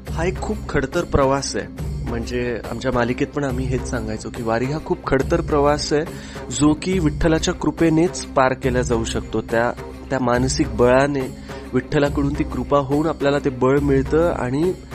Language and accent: Marathi; Parbhani, Maharashtra, India; मराठवाड्यात मी लहानाचा मोठा झालो आहे परभणीमध्ये